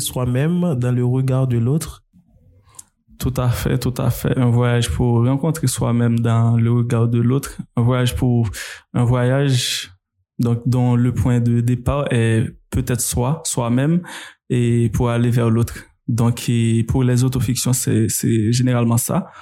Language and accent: French; Saint-Marc, Artibonite, Haiti; je suis né à Saint-Marc et j'ai grandi. En tout cas, j'ai passé les 11 premières années de, de, de ma vie à Hautefeuille, donc un petit village.